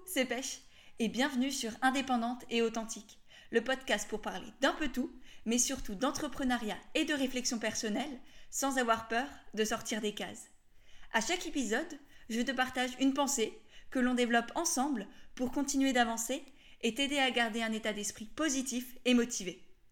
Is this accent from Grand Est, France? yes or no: yes; Alsace, Grand Est, France; je viens d'Alsace